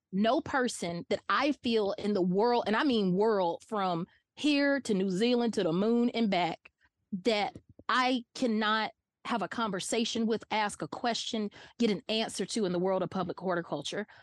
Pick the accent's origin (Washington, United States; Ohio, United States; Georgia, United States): Georgia, United States; Atlanta; also born or lived in Barnesville, Georgia; born and raised in Atlanta, Georgia, hardcore Southerner